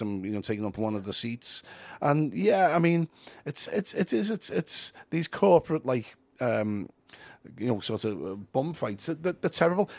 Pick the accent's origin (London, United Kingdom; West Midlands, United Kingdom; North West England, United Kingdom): North West England, United Kingdom; Liverpool; we self-identify as Scouse, we're not English.